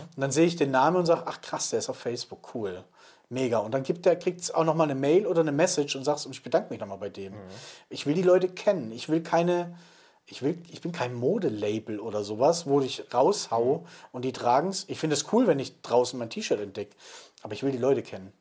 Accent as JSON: {"language": "German", "region": "Swabia", "country": "Germany", "said": "bin ja Schwabe"}